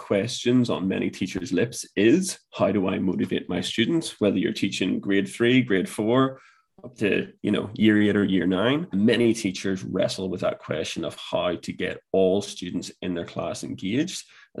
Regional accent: Ireland; That's going to be a real challenge for me as an Irish man.

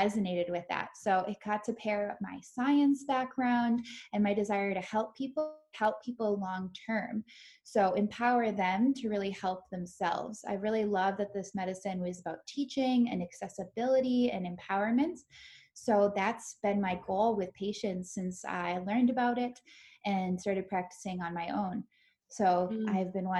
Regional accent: Minnesota, United States; moved away; I grew up in Minnesota, so now I'm back here

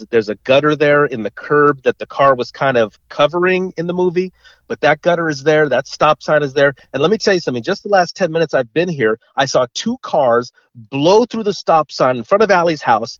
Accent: Los Angeles, California, United States; when I was growing up in the San Fernando Valley

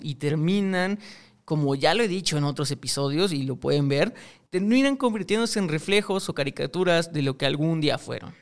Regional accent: Mexico; yo soy mexicano

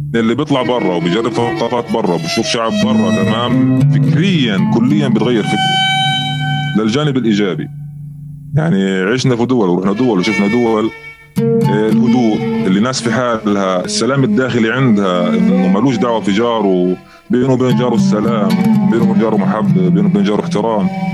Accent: Gaza Strip, Palestine; عندنا بغزه هون

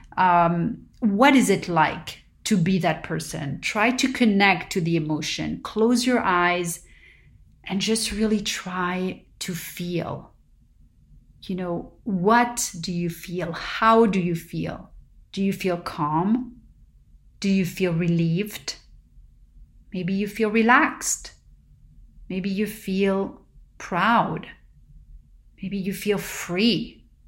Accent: Paris, Île-de-France, France; now in Southern California, United States; growing up in Paris

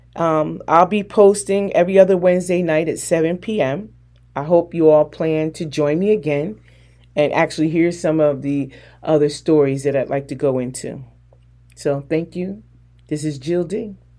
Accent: New Jersey, United States; moved away; also born or lived in North Carolina; I'm from Jersey

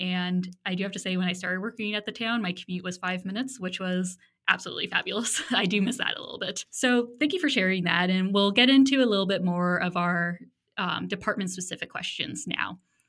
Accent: Ajax, Ontario, Canada; moved away; being born and raised in Ajax

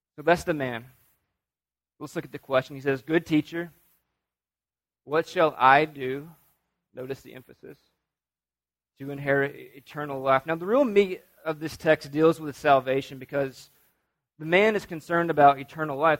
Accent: North Alabama, United States; I'm from North Alabama

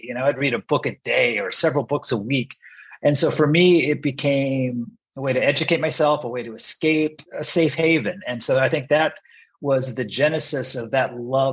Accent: Sioux Falls, South Dakota, United States; moved away as an adult; also born or lived in San Diego, California / Texas; So pretty much my entire upbringing was in South Dakota.

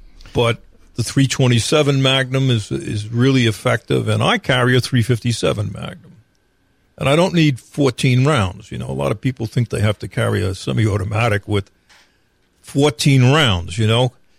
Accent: New York, United States; now in North Carolina, United States; In North Carolina, there is no citizen power to arrest. There is that power in other states. I came from New York.

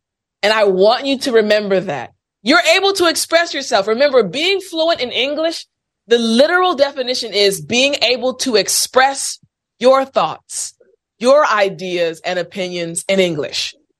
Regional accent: United States; I'm American

